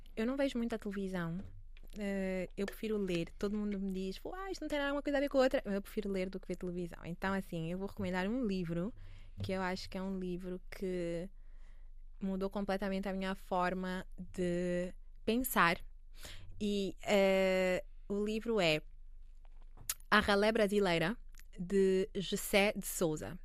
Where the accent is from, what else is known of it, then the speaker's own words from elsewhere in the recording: Angola; also born or lived in Paris, France; now in Lisbon, Portugal; para mim que sou angolana